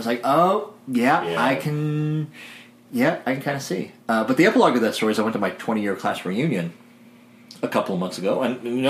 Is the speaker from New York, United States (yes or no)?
no; White County, Illinois, United States; moved away; I grew up in White County, Illinois